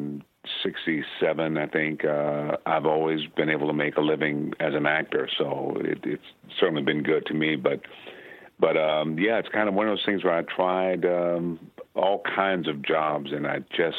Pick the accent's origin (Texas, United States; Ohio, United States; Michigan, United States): Michigan, United States; Benton Harbor; I'm from Benton Harbor, Michigan.